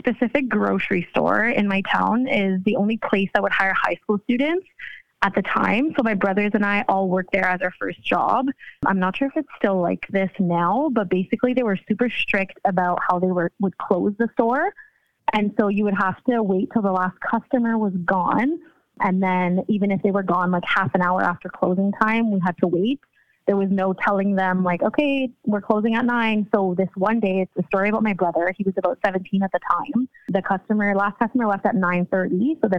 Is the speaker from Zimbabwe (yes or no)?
no; Ontario, Canada; Ontario, Canada.